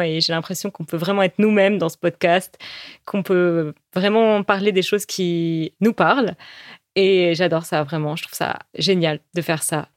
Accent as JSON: {"language": "French", "country": "France", "first_language": "French", "said": "on est française"}